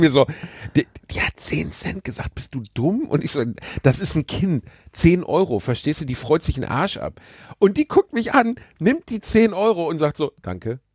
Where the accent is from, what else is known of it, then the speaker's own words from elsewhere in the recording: Gelsenkirchen, North Rhine-Westphalia, Germany; da, wo ich aufgewachsen bin, war eine lange Spielstraße, die wie so ein S durch die, durch die schwarze Straße ging. Und bei uns war eh insgesamt wenig Verkehr